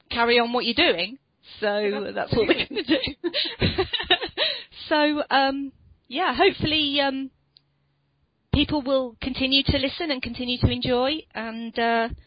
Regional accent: United Kingdom; accent: British; I went all British again.

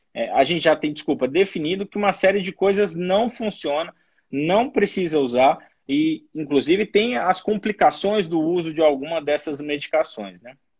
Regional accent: São Paulo, Brazil; now in Brasília, Brazil; Eu sou de São Paulo, mas moro em Brasília

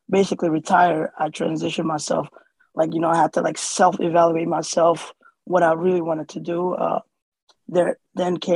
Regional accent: Somalia; born there; moved away; Originally, I was born in Somalia. Uh, my family came here in 96 uh, as a refugee uh, in the summertime, with, speaking no English.

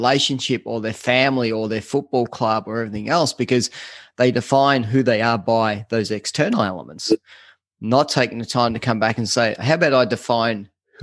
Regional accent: Australia; us Australians

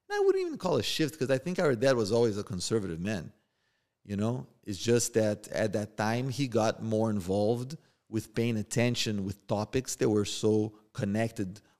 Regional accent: Rio de Janeiro, Brazil; born or raised there; now in United States

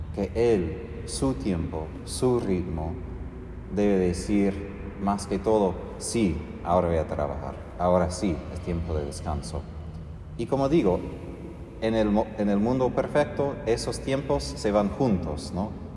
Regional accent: United States; moved away; como norteamericano

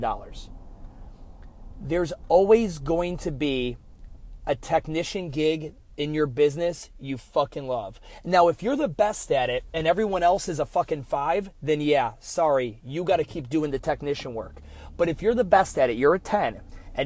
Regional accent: Cleveland, Ohio, United States; I'm from Cleveland

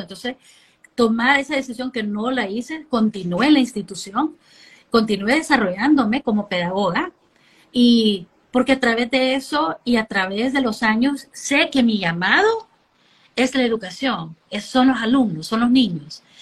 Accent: Honduras; also born or lived in United States; Crecí en Honduras

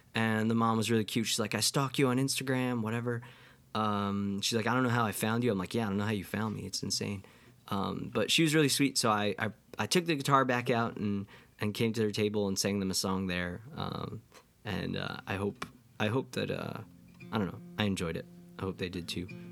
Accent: near Livingston Manor, New York, United States; close to my hometown

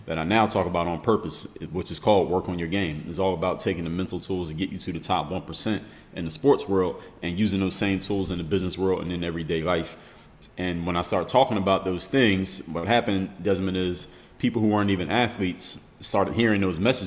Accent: Philadelphia, Pennsylvania, United States; now in Miami, United States; Background from the city of Philadelphia, Pennsylvania. It's my hometown

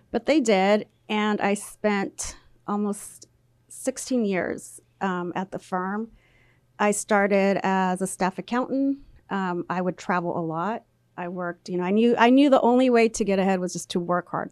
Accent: labor camp near Poplar/Woodville, Central Valley, California, United States; first language Spanish; English is a second language; I was there my entire childhood at the labor camp

